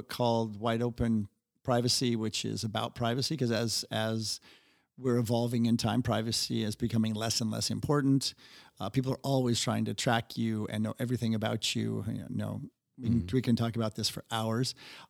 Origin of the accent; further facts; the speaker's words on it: Seattle, Washington, United States; You know, as we'll talk about, you know, I grew up in Seattle, and it just sounded like a great band name from the 90s.